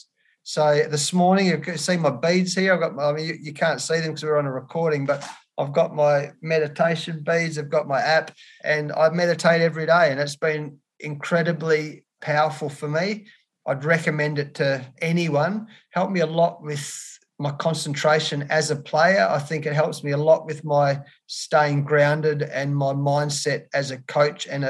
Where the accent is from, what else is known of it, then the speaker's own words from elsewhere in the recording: Australia; being an Australian